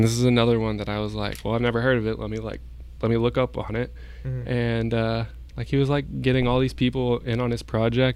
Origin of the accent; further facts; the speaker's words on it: Texas, United States; I'm from Texas